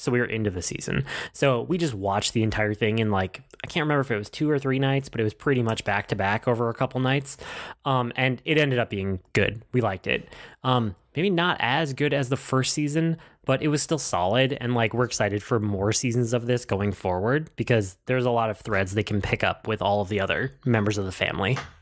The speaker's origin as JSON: {"language": "English", "region": "Midwest", "country": "United States", "said": "I'm from the Midwest, and I'm used to driving everywhere"}